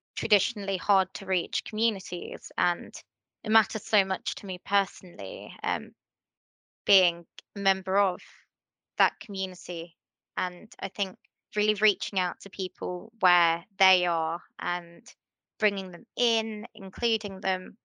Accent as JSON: {"language": "English", "town": "Letchworth", "region": "East of England", "country": "United Kingdom", "tie": "born or raised there", "said": "Letchworth is my hometown. It's where I've grown up"}